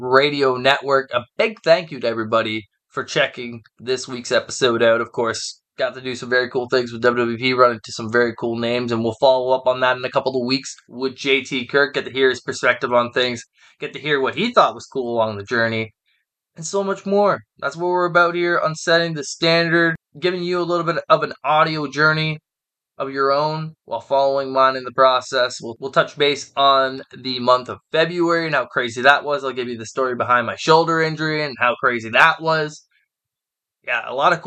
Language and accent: English; Hamilton, Ontario, Canada; it's in my hometown